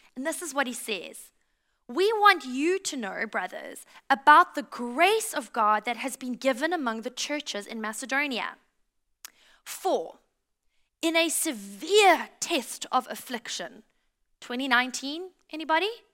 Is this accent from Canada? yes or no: no; South Africa; also born or lived in United States; now in Australia